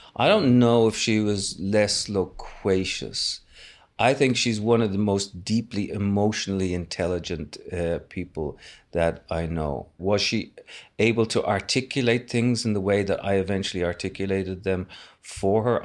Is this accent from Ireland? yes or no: yes; Dublin, Leinster, Ireland; I was born in Dublin